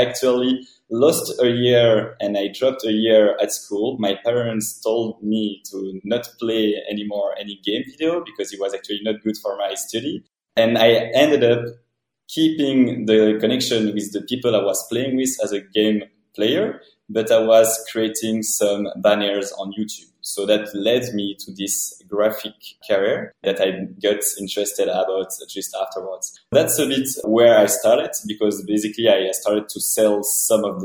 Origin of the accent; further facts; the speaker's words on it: Belgium; moved away as an adult; also born or lived in Brussels / New York; I'm coming from Belgium